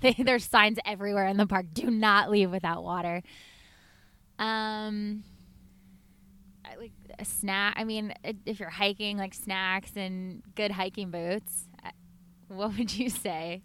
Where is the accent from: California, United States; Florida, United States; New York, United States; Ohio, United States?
California, United States; Los Angeles; I grew up in Los Angeles